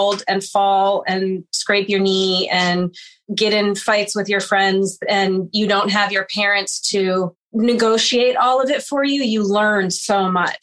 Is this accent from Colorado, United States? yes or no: yes; Boulder, Colorado, United States; moved away; I am originally from Boulder, Colorado. I still go home to the same house that I grew up in.